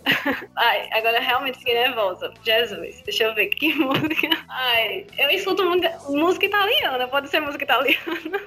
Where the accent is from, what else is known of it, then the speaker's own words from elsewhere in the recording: Paraíba, Brazil; eu sou da Paraíba